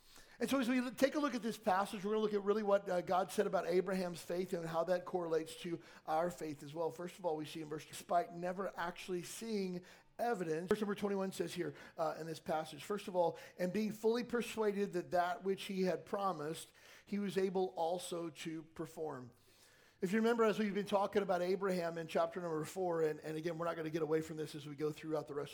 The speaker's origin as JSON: {"language": "English", "region": "Kentucky", "country": "United States", "tie": "born or raised there", "also_born_or_lived": "California", "moved": "yes", "said": "I grew up in Kentucky"}